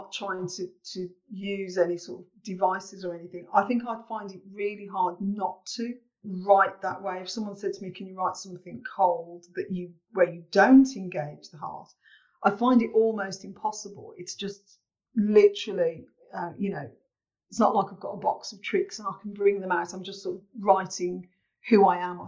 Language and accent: English; Birmingham, West Midlands, United Kingdom; here in my hometown podcast